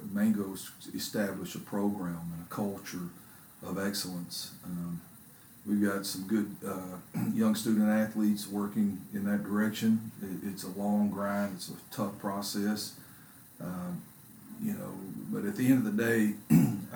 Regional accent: Kerens, Texas, United States; now in Corsicana, United States; I grew up in Kearns.

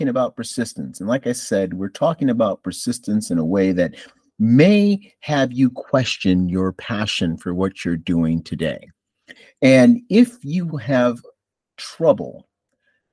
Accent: Buffalo, New York, United States; now in North Carolina, United States; I'm originally from Buffalo, New York

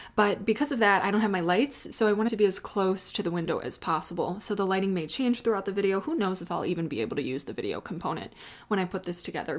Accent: Chicago, Illinois, United States; now in Austin, United States; I was raised in Chicago

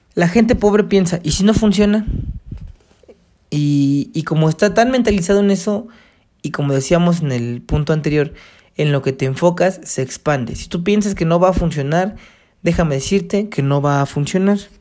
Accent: Mexico; yo soy mexicano

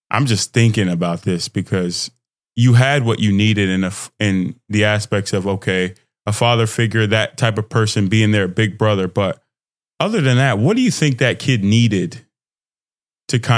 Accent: Nigeria; moved away; In my experience, twin, I'm Nigerian immigrant. So in the house, I'll have that real love, that real connection, finding myself in that environment.

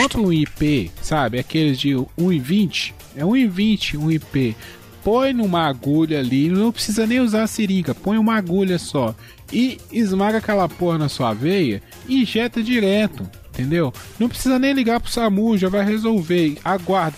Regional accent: Minas Gerais, Brazil; eu sou mineiro.

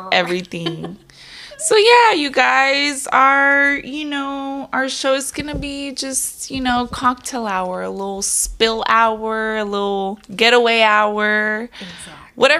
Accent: Moreno Valley, California, United States; now in Murrieta, United States; I grew up in Moreno Valley. And then at 20 years old, I moved to Marietta, California.

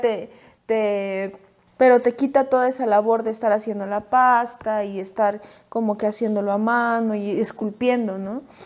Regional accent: Puebla, Mexico; nosotros somos de Puebla

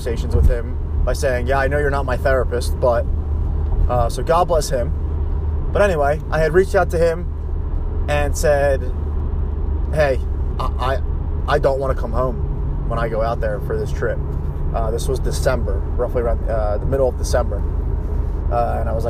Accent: Philadelphia, Pennsylvania, United States; I'm from Philadelphia

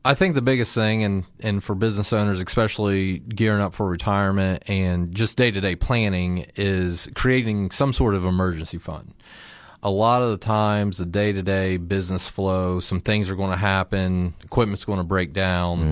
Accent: Circleville, Ohio, United States; I'm from Circleville, or at least went to high school down there and graduated

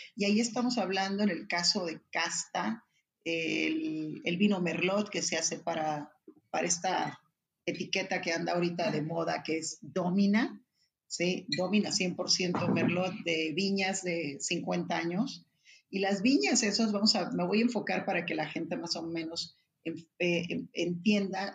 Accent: Ensenada, Baja California, Mexico; soy originaria de Ensenada

